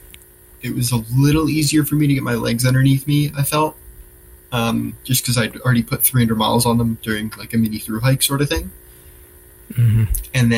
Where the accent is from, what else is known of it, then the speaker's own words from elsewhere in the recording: New Jersey, United States; also born or lived in Boston / Concord, New Hampshire; I'm from New Jersey, which is where I am now